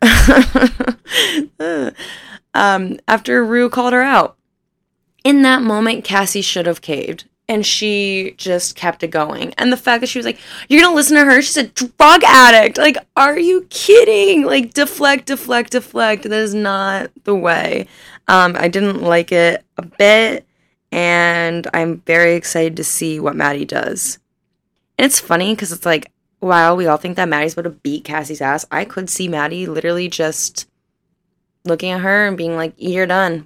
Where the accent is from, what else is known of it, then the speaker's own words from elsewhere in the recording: Northern Ohio, United States; I was born and raised in Northern Ohio.